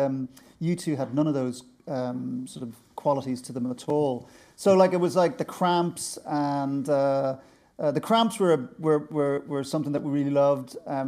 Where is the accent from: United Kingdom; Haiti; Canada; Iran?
United Kingdom; Birmingham, West Midlands; born there; Well, as you probably know, I was born in Birmingham, and this is Birmingham. What I'm going to describe is Birmingham in the late '60s. My parents were immigrants from the west of Ireland